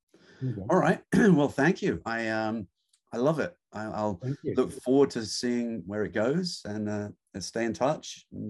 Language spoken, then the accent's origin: English; England, United Kingdom; moved away; growing up in England, we really didn't grow up with dirt bikes. You know, my wife haven't ridden them at all. So it's something we've only discovered recently. We're in our 60s